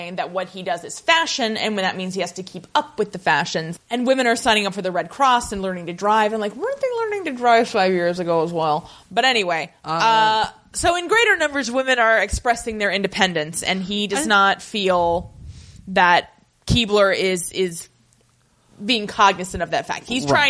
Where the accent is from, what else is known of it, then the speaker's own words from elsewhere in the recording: United Kingdom; And I'm British.